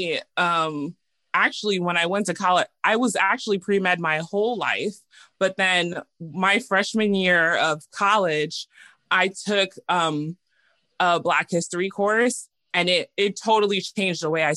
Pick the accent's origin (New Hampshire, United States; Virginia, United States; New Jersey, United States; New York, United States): New York, United States; moved away as an adult; now in Sacramento, United States; I'm actually from New York, born and raised in New York